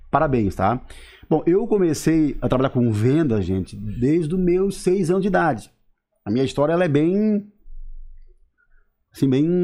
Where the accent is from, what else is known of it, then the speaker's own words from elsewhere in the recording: Siderópolis, Santa Catarina, Brazil; sou aqui do Caravaggio, mas sou importado, né? Vim de Siderópolis, na verdade, né?